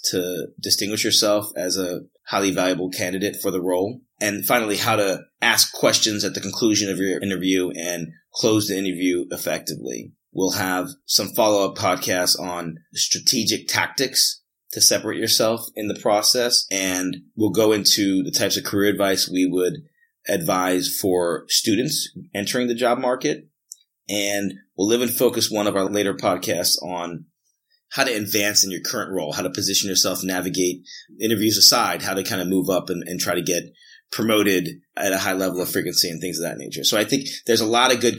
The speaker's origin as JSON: {"language": "English", "town": "Atlanta", "region": "Georgia", "country": "United States", "also_born_or_lived": "North Jersey / South Jersey / Huntsville / Chicago", "said": "I'm originally from Atlanta. I have moved quite a bit away from Atlanta and back to Atlanta several times, but Atlanta's always been a place that I consider home."}